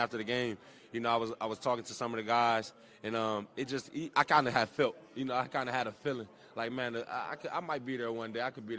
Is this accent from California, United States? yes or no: yes; California, United States; Like, I grew up in South Central California. You didn't see a lot of type of, you know, you seen one color of people walking around. It was brown skin.